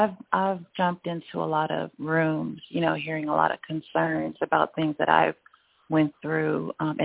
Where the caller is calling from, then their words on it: Griffin, Georgia, United States; I'm here in Georgia, Griffin.